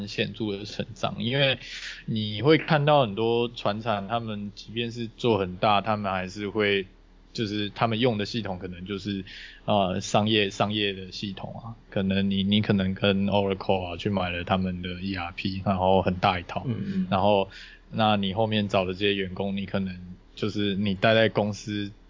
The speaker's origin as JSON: {"language": "Chinese", "region": "Taichung", "country": "Taiwan", "said": "因为我也是从台中上来的。"}